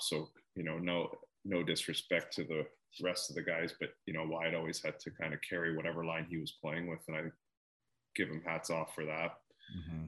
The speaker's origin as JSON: {"language": "English", "town": "Mississauga", "region": "Ontario", "country": "Canada", "moved": "yes", "said": "I'm from Mississauga, Toronto area"}